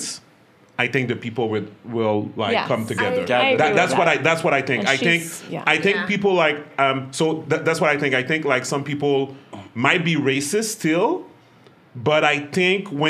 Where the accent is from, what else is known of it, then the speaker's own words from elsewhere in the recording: Montreal, Quebec, Canada; English is a second language; as a Canadian